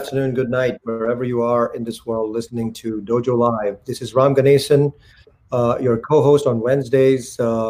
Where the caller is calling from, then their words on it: New Jersey, United States; I'm calling from New Jersey.